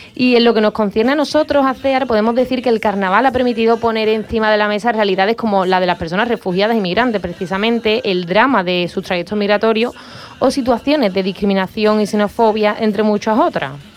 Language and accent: Spanish; Andalusia, Spain; los andaluces y andaluzas solemos vivir con mucho orgullo